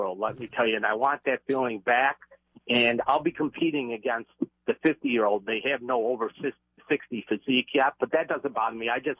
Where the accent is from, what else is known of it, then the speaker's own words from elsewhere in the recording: New York, United States; also born or lived in Florida; I'm from New York.